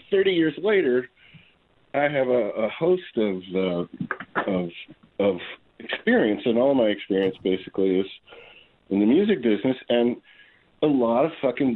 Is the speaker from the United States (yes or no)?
yes; New York, United States; I grew up in New York